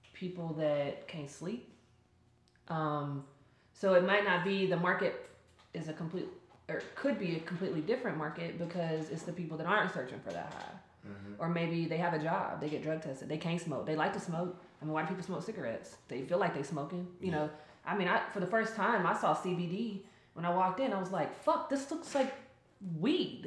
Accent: Charlotte, North Carolina, United States; I am from Charlotte. I'm born and raised here

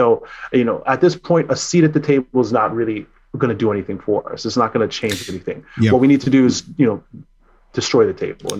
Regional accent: Maryland, United States; born there; I was born here. I was born in Maryland, right?

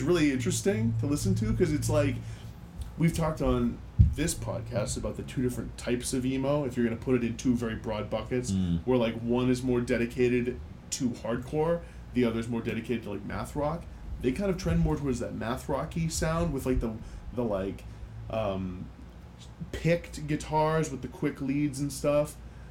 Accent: United States; My, not mate, because I'm American and I don't right. say mate.

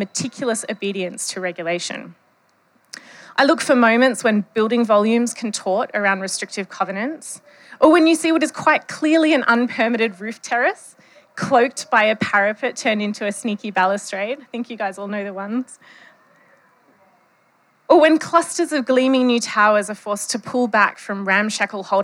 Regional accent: Western Australia, Australia; accent: Bogan English; I am from Western Australia, so this is not my native dialect. My native dialect is Bogan English

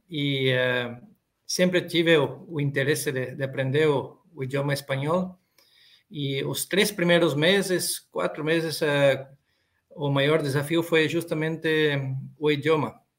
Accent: Santa Rosa, Rio Grande do Sul, Brazil; moved away as an adult; now in Argentina; eu sou gaúcho, natural de Santa Rosa, Rio Grande do Sul. Estou trabalhando aqui na, na Argentina desde 2000, 2004, já são 18 anos.

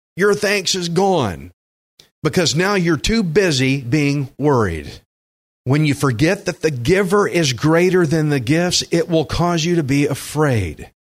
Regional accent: Alvin, Texas, United States; I grew up in Alvin

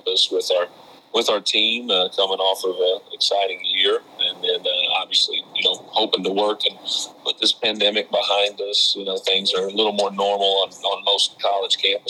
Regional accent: Floyd County, Kentucky, United States; growing up in Kentucky, you know, you grow up a UK fan

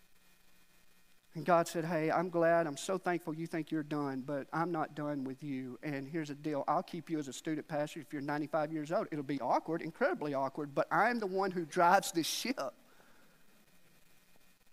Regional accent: Alabama, United States; moved away as an adult; now in Nashville, United States; I was from Alabama

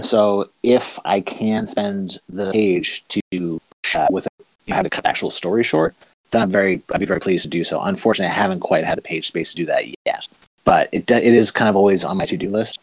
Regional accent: the Maritimes, Canada; I'm from Maritime Canada

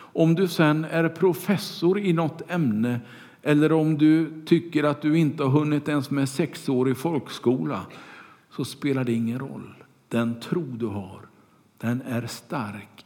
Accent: Kungälv, Västra Götaland, Sweden; När jag var liten och cyklade omkring på gatorna hemma i Kungälv

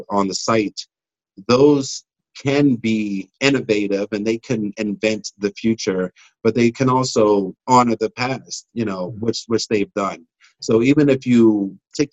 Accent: Pittsburgh, Pennsylvania, United States; growing up in Hazelwood, we didn't hear any stories about the people that lived in Hazelwood.

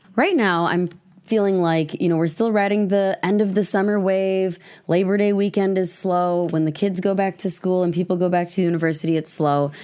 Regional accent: Madison, Wisconsin, United States; also born or lived in Fitchburg, Wisconsin / Verona, Wisconsin; I grew up in Mad-, West Madison, Fitchburg, Verona.

